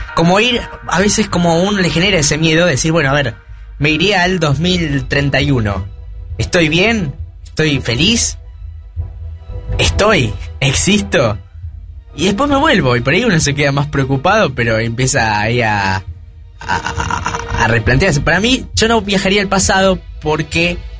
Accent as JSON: {"language": "Spanish", "country": "Argentina", "said": "somos Argentina"}